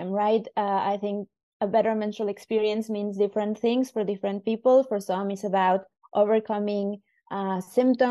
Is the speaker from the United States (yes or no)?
no; Mexico; moved away as an adult; now in Helsinki, Finland; I was originally born in Mexico, and I moved to Helsinki about 8 years ago